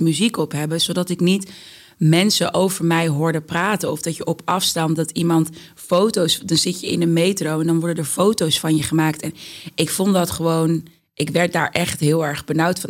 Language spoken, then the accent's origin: Dutch; Amsterdam, North Holland, Netherlands; Ik ben opgegroeid in de Bijlmer, Amsterdam Zuidoost.